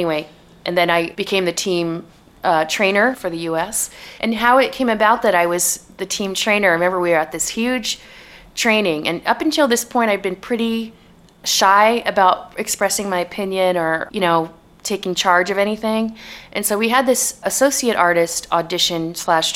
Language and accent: English; United States; also born or lived in New York City, United States / Bay Area, United States; I'm American, you know? I'm never going to have a British accent.